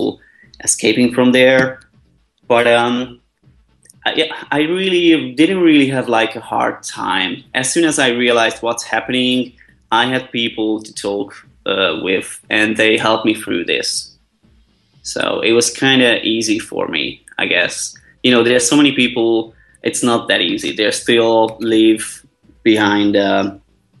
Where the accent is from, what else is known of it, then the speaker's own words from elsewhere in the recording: Budapest, Hungary; moved away; Originally, I'm from Budapest, Hungary, so I'm 100% Hungarian